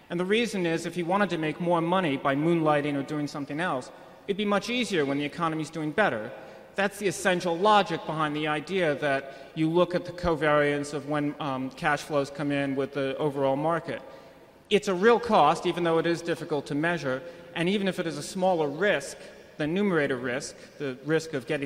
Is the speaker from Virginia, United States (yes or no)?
yes; Arlington, Virginia, United States; Good afternoon. … from Arlington, Virginia.